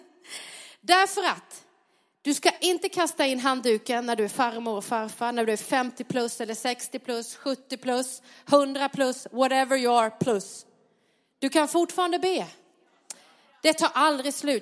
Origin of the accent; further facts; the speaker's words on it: Sweden; där jag växte upp på lilla Pantaholmen Långa